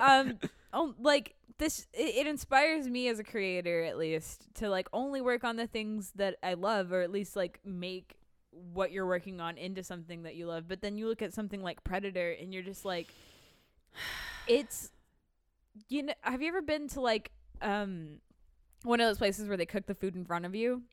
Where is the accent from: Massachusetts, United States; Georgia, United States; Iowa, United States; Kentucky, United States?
Massachusetts, United States; Boston; I was raised in Boston